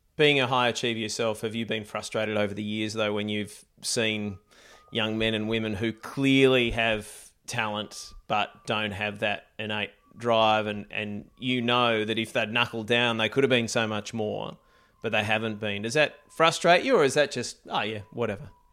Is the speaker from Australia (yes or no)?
yes; Australia; we've got our own Australian Open, but you know late nights watching watching Wimbledon. It's uh, it's part of growing up in Australia